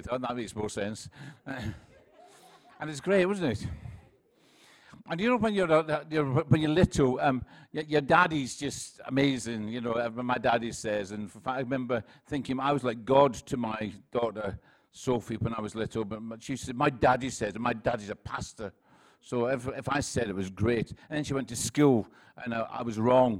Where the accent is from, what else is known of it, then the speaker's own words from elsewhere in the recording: Scotland, United Kingdom; I'm from Scotland, and where I come from, everyone speaks like this